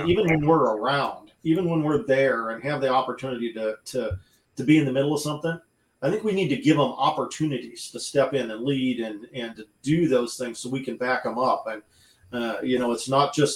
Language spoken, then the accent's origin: English; United States; I grew up in the Quad Cities